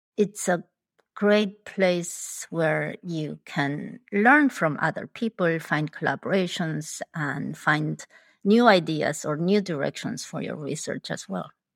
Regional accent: Argentina; first language Spanish; English is a second language; moved away as an adult; also born or lived in Busan, South Korea; now in Chicago, United States; I was born in South Korea, in Busan. My family immigrated to Argentina when I was eight years old. So, I grew up in Argentina. So, my main language is actually Spanish, not Korean.

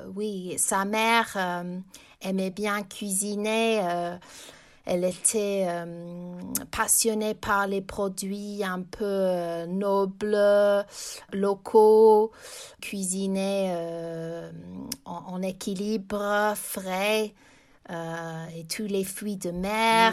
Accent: England, United Kingdom; j'ai grandi en Angleterre.

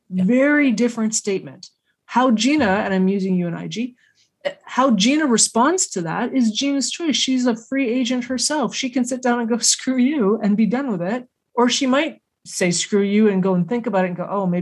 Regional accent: Canada; As Canadians and as Canadian women

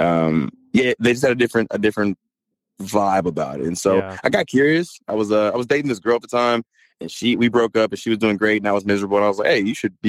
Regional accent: Mississippi, United States; also born or lived in California; I was born in California, raised in Mississippi

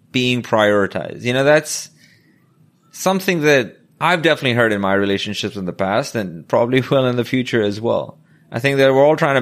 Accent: Pakistan; now in New York City, United States; I went from someone who barely passed high school growing up in Pakistan

